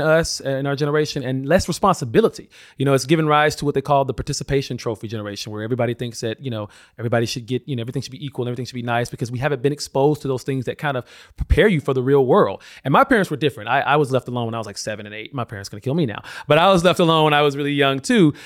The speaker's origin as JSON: {"language": "English", "region": "Alabama", "country": "United States", "tie": "born or raised there", "said": "I come from Alabama, grew up in a very religious family"}